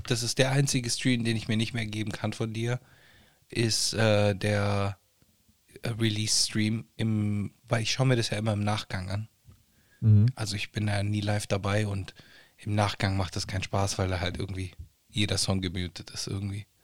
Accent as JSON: {"language": "German", "country": "Italy", "second_language": "German", "said": "ist für mich als Italiener oder venezolanisch ist für mich als Italiener viel leichter verständlich als mexikanisch zum Beispiel."}